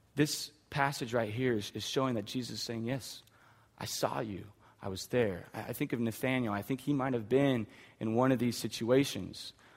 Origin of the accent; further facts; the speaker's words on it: Hanford, United States; I grew up in Hanford